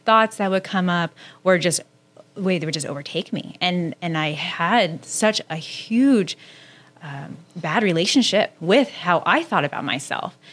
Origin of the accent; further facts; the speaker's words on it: Southern California, United States; I grew up in Southern California